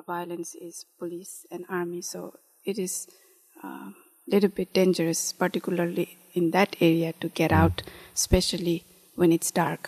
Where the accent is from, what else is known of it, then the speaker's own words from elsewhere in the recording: Kathmandu, Bagmati, Nepal; moved away as an adult; now in Amherst, United States; I was born and raised in Kathmandu city